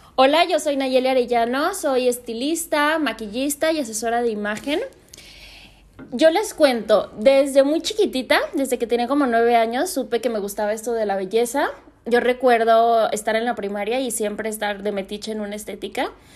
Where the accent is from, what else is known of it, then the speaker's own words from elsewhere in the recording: Guadalajara, Jalisco, Mexico; moved away as an adult; also born or lived in Mexico City; yo soy de Guadalajara me decidí regresar porque extrañaba muchísimo a mi familia